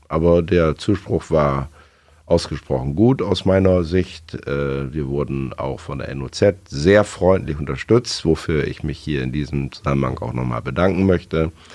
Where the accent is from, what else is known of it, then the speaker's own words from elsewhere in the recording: Osnabrück, Lower Saxony, Germany; bin in Osnabrück zur Schule gegangen